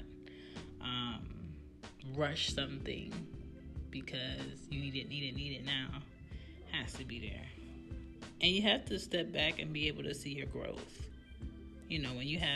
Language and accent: English; Jamaica; I'm Jamaican